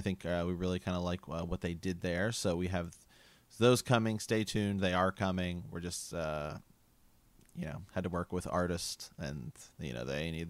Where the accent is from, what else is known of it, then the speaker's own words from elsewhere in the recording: Ohio, United States; we're from Ohio